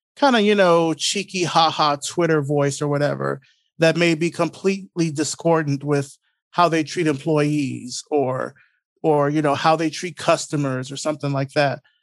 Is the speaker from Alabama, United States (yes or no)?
yes; Selma, Alabama, United States; moved away as an adult; now in Atlanta, United States; I grew up originally in Selma, Alabama, um, but I've been here in Atlanta now for a little over twenty years now